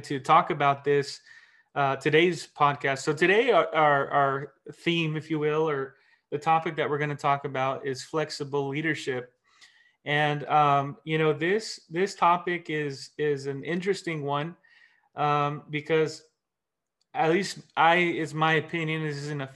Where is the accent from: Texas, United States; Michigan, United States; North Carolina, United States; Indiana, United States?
North Carolina, United States; now in California, United States; I too was not born and raised in California, and grew up in the country, East Coast though, born and raised in North Carolina